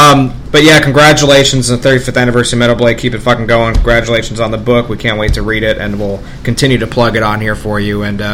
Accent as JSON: {"language": "English", "region": "New York", "country": "United States", "said": "I'm from New York"}